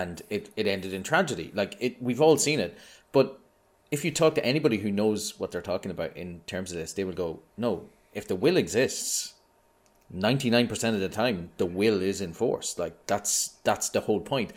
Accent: Ireland; I'm Irish.

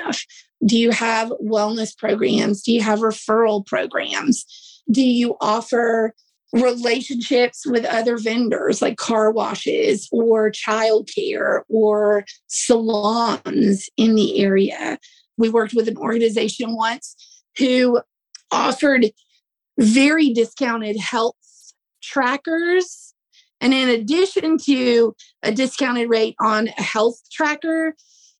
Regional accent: the South, United States; I'm from the South, it's kind of hot here

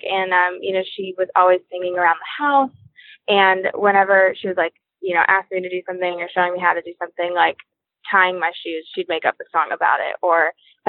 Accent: Portland, Maine, United States; I grew up in Portland, Maine

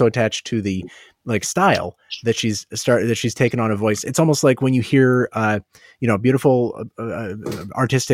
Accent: Ohio, United States; I was born in Ohio and I know quite a few Ohio hillbillies.

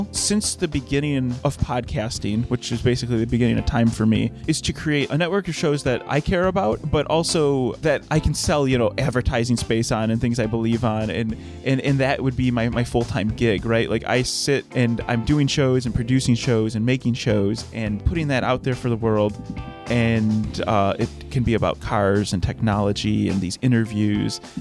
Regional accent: Detroit, Michigan, United States; I'm from the Detroit area, and I've grown up around cars.

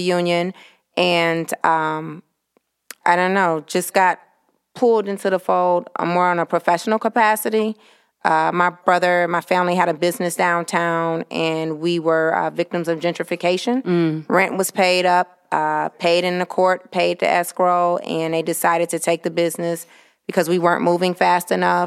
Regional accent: Detroit, Michigan, United States; native Detroiter, uh, born and raised on the West Side District, City Council District Two.

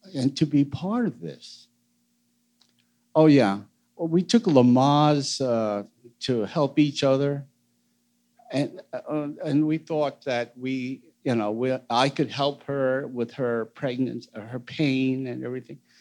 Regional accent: United States; I'm born American

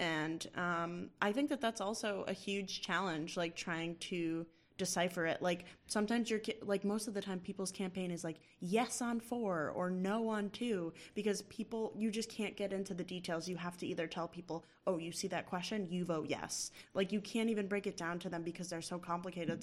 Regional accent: Massachusetts, United States; I'm from Massachusetts

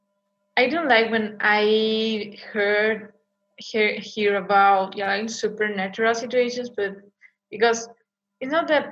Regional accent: Vigo, Galicia, Spain; I'm from Galicia, specifically from a city called Vigo.

